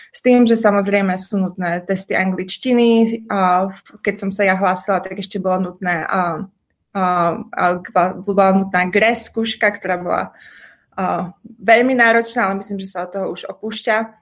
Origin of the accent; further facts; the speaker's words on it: Prešov, Prešov Region, Slovakia; moved away as an adult; also born or lived in United States; now in Brno, Czech Republic; narodila som sa v Prešove, kde som vyštudovala gymnázium a strávila vlastne celé detstvo